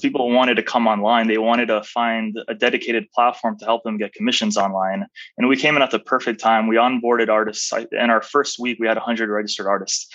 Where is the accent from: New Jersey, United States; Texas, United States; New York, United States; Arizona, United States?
Arizona, United States; also born or lived in Albania; came to the United States at a fairly young age. I was four and a half. Man. And I grew up in Arizona, raised in Arizona, went to school in Arizona all the way through university.